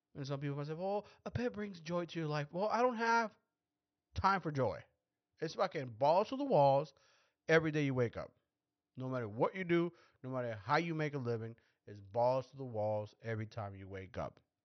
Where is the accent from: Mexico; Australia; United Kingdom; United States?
Mexico; we're Mexicans because we're, we're from Mexico